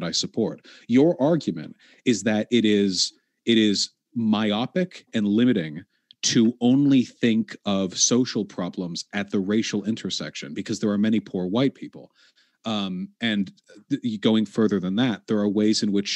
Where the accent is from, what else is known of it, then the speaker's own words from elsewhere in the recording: Beverly Hills, California, United States; I grew up in Beverly Hills